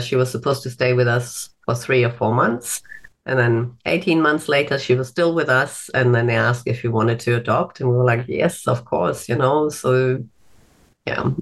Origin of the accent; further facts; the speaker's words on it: Germany; moved away as an adult; now in Australia; I'm originally from Germany